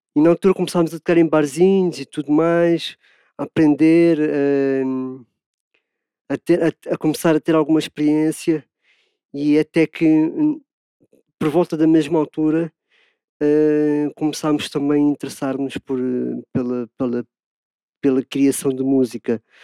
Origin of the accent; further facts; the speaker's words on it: Lisbon, Portugal; sou de Lisboa, Portugal